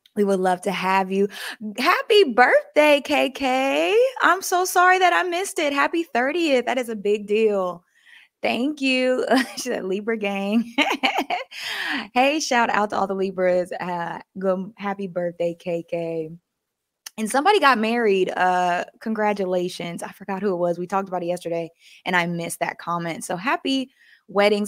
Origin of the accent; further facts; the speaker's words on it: the South, United States; I was just raised to be nice, especially growing up in the South, you speak to everybody